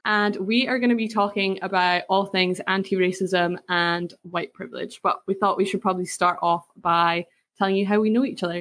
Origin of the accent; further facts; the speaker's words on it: Scotland, United Kingdom; I grew up in a really small village in like countryside Scotland